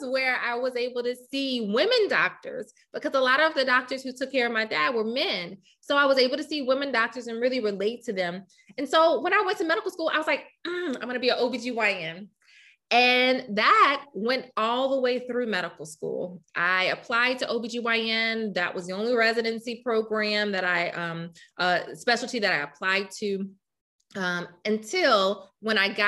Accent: Louisiana, United States; moved away as an adult; now in Rochester, United States; I'm from Louisiana

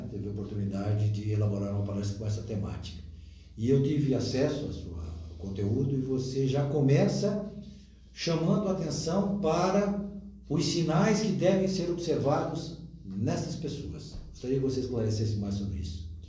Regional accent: Santa Catarina, Brazil; eu, o Edson, que somos é, criados aqui, né, que viemos depois

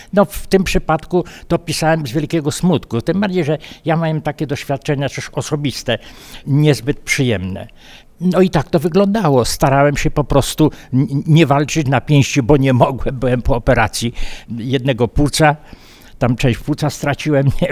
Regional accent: Miejsce Piastowe, Subcarpathian Voivodeship, Poland; now in Istebna, Poland; urodziłem się w miejscu piastowym, mieszkałem e, na Kubalonce, to jest taka część Istebnej i tam po prostu żyję do dziś, to, czyli ponad 50 lat

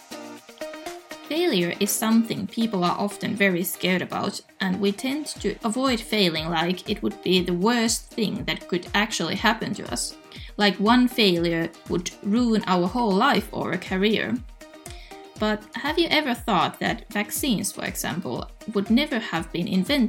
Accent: Finland; my, let's say, beautiful home country

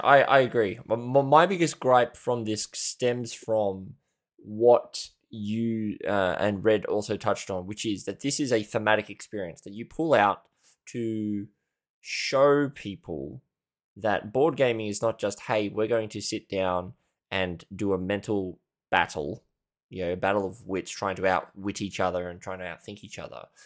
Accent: Australia; I'm Australian

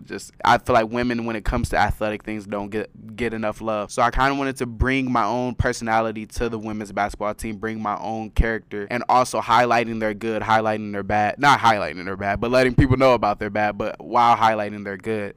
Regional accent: Carson, California, United States; moved away as an adult; now in San Diego, United States; I'm from Los Angeles, a city in, in Los Angeles called Carson, California

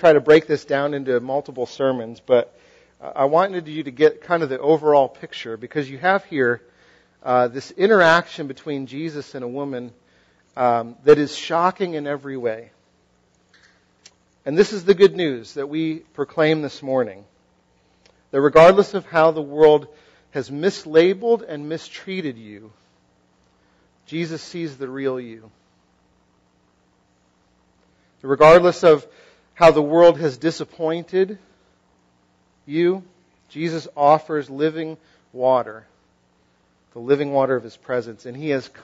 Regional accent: western Massachusetts, United States; moved away; I come from Massachusetts and sort of the western side of the state

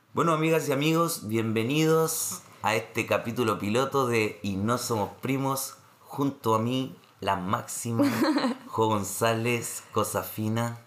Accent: Santiago, Santiago Metropolitan Region, Chile; moved away as an adult; now in Montreal, Canada; soy de Renca

